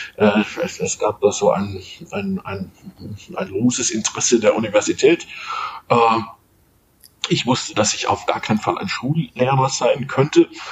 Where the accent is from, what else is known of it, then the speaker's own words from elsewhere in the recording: Munich, Bavaria, Germany; moved away; also born or lived in Middle Franconia; bin ich ein, ein Münchner Kindle, also in München aufgewachsen